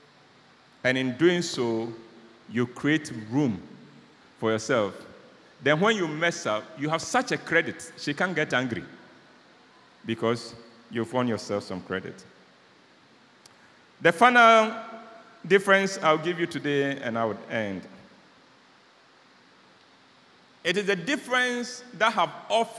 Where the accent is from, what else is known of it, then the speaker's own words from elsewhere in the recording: Ghana; I'm a Ghanaian